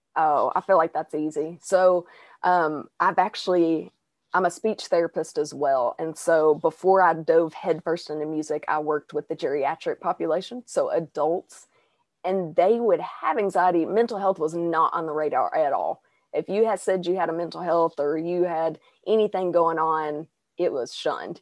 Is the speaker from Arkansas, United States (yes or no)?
yes; Arkansas, United States; accent: Southern twang; born and raised in Arkansas.